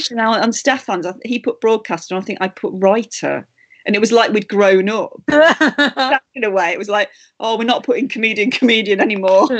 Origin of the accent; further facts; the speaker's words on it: Matlock, East Midlands, United Kingdom; moved away; from my hometown of Matlock